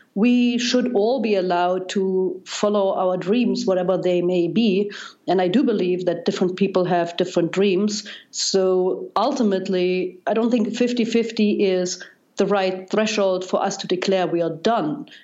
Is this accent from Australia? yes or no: no; East Germany, Germany; English is a second language; moved away as an adult; also born or lived in Darmstadt, Germany; now in United States; as you probably can tell by now by my accent, I, I grew up in Germany, and East Germany uh, uh